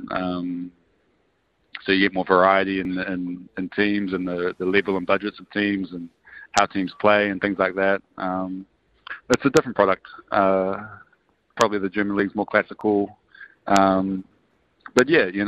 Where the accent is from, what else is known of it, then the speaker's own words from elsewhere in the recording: Nelson, New Zealand; I grew up in Nelson